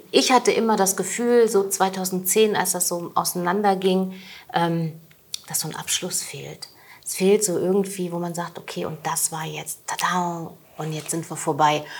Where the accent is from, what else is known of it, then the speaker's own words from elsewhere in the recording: Hesse, Germany; now in Leipzig, Germany; also meine Mama, ihre Omi, wir kommen aus Hessen und wir leben in Leipzig